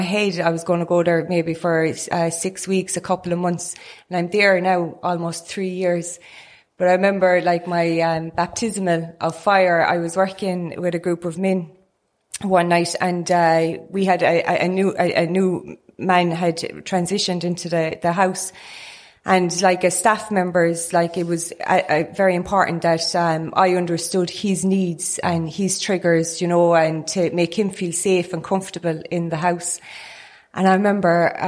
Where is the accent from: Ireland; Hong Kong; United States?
Ireland; Newcastle West, Munster; I'm from Newcastle West